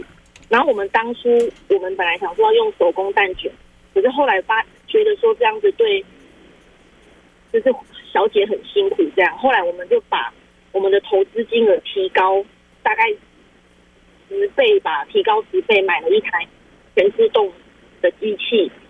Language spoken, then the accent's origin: Chinese; Taiwan; 台湾的，我们台湾人做的。